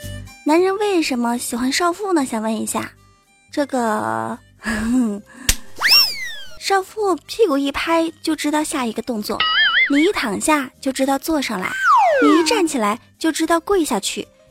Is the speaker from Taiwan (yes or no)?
no; China; 因为毕竟我们是中华儿女嘛，你看我们中国人有多聪明啊！